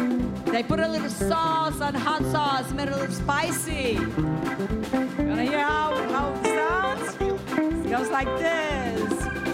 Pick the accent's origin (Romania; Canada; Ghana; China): Romania; moved away